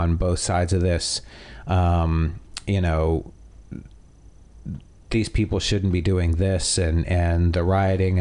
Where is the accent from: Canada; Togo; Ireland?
Canada; now in United States; I am Canadian